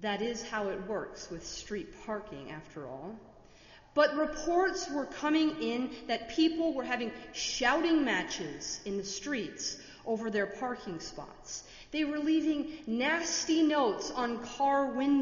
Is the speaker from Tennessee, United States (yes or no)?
no; Minnesota, United States; now in Washington, D.C., United States; I am from Minnesota, and my tolerance for snow and my Midwestern values